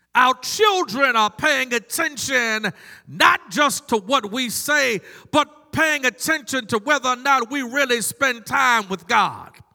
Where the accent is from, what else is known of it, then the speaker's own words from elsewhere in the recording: Maryland, United States; now in North Carolina, United States; I grew up in Maryland, but I vote in North Carolina because I live here